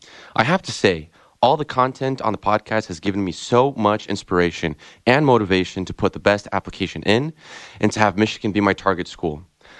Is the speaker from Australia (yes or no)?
no; São Paulo, Brazil; moved away as an adult; now in Ann Arbor, United States; My hometown is São Paulo, Brazil. It's where I was born and raised.